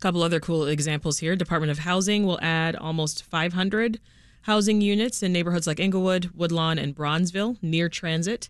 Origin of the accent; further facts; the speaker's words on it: Canada; now in Chicago, United States; I'm still Canadian, you know, all the way